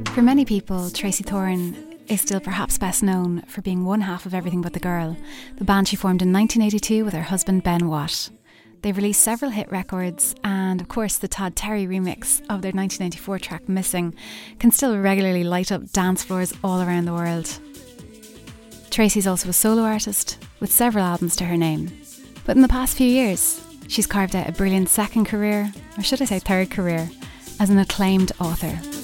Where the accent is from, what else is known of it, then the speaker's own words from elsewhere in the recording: Skibbereen, Munster, Ireland; When I was growing up in Skibbereen